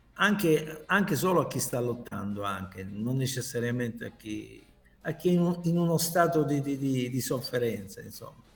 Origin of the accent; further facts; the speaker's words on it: Taranto, Apulia, Italy; also born or lived in Lizzano; now in Milan, Italy; Taranto, la mia città